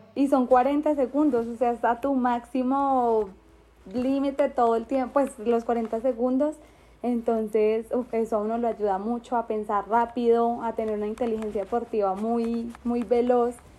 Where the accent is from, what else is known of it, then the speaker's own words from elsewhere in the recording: Bogotá, Colombia; soy de Bogotá, Colombia